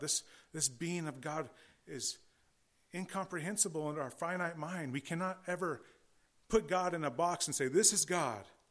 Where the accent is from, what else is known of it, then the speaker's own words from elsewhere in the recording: California, United States; I am from California